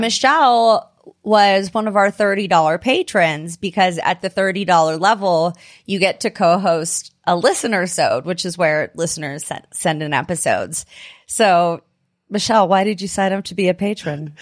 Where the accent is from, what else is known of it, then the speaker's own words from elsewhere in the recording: California, United States; now in Denver, United States; I ended up moving to Denver. I was from California originally